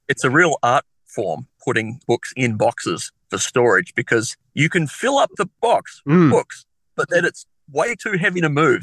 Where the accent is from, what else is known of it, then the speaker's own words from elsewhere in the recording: Adelaide, South Australia, Australia; I was born in Adelaide in 1987